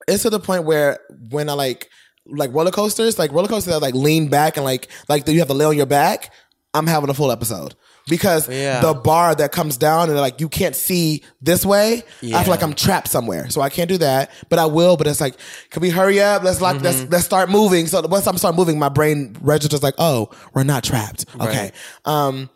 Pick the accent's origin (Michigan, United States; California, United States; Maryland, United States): Michigan, United States; moved away; also born or lived in Ohio; I'm not from Ohio. I'm from Michigan, but I went to school in Ohio